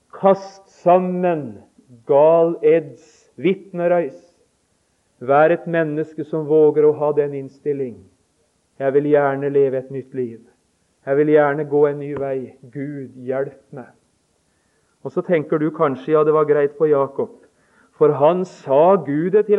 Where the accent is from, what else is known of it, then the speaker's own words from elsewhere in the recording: Notodden, Vestfold og Telemark, Norway; vi hjemme på Notodden